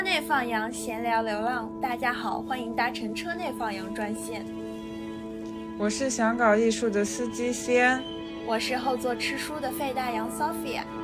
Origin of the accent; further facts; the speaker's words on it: northern China, China; moved away; 我作为一个北方人